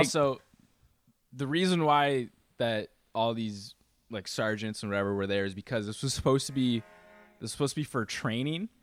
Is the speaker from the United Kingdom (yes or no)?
no; Canada; I am Canadian